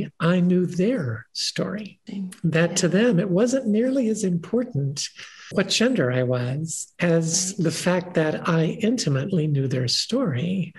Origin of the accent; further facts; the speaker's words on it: Kentucky, United States; also born or lived in Ohio / West Virginia / New York; now in Boulder County, United States; I've lived here for the last 15 years after spending 35 years in New York and growing up in Kentucky, Ohio, and West Virginia.